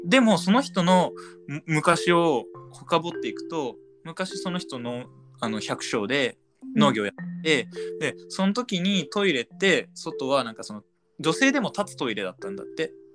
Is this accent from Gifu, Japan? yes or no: yes; Gifu, Japan; 僕は岐阜県出身の、